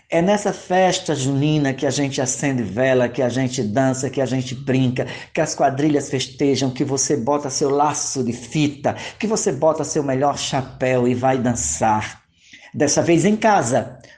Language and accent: Portuguese; Alagoa Grande, Paraíba, Brazil; sou natural de Alagoa Grande, da terra de Jacques do Pandeiro.